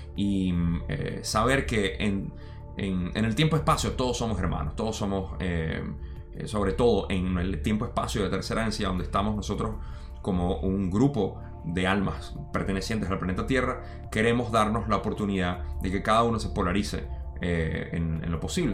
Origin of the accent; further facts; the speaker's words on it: Venezuela; moved away; yo me crié en Venezuela